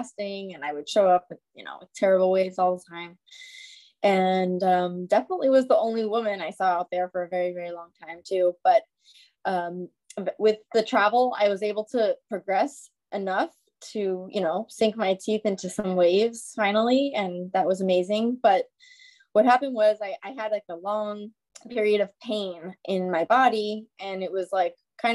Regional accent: New York City, New York, United States; I'm from New York City

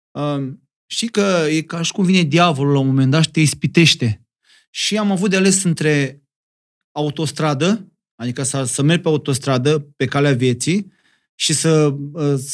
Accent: Moldavia, Romania; accent: Moldovan; Am vorbit cu accentul meu de moldovean.

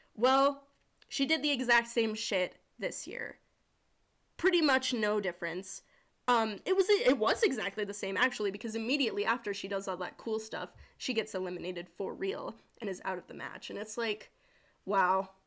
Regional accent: South Dakota, United States; She's from my home state

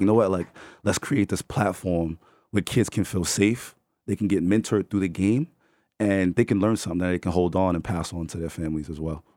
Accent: New York City, New York, United States; We're from the Bronx

